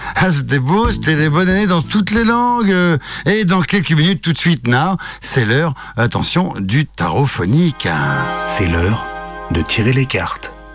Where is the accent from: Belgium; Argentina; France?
France; Tours, Centre-Val de Loire; moved away; je viens de Tours, euh, voilà, là-bas, je suis Tourangeau